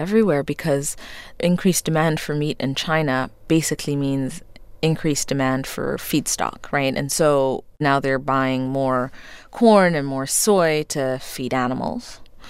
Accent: Ethiopia; I grew up in Ethiopia in the 80s. During the famine, at a time when you had a communist government that rationed food. And I was lucky to come from a family where we got to eat.

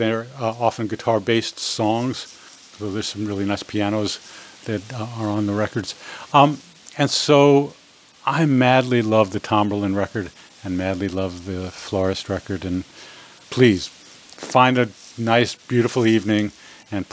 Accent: New York City, New York, United States; I'm a New Yorker. I was born in Brooklyn.

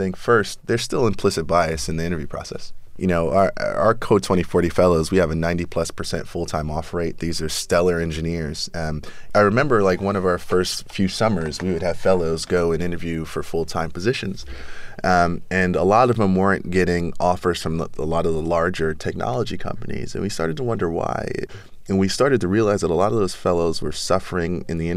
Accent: New York City, New York, United States; So I was born in South Jamaica, Queens, 40 Projects. When I was 6 years old, moved to Flushing, Queens, Latimer Projects

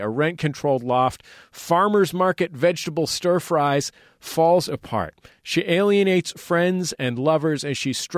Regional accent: Bay Area, California, United States; I grew up in the Bay Area

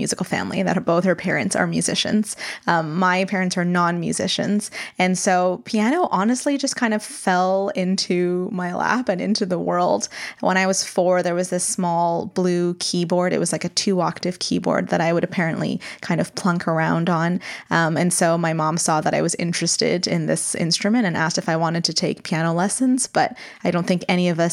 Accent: Canada; also born or lived in Tokyo; we moved to Canada when I was 8 months old. So I feel very much Canadian in my upbringing

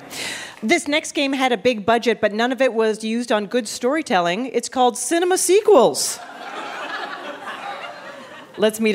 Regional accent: Canada; I'm Canadian

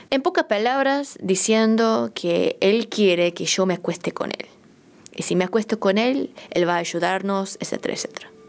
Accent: South Korea; Spanish is a second language; now in Argentina; soy coreana, que, vivo en Argentina ahora por por mi trabajo, pero como hablo chino

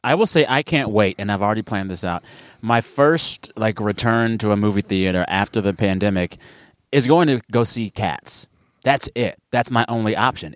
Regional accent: South Texas, United States; I grew up in South Texas

